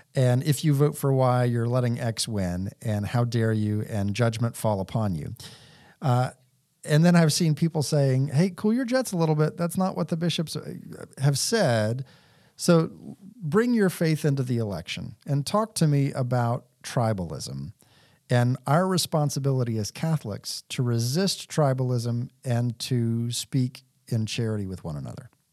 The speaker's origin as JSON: {"language": "English", "region": "Texas", "country": "United States", "tie": "born or raised there", "said": "I grew up in Texas"}